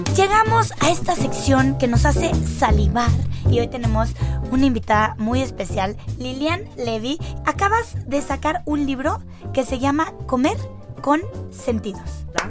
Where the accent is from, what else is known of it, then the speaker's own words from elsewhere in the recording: Mexico; nosotros, como mexicanos